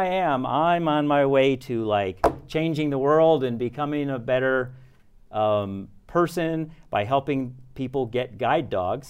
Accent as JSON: {"language": "English", "region": "New York", "country": "United States", "tie": "born or raised there", "said": "So basically, I grew up in Westchester County, New York, which is right outside of New York City."}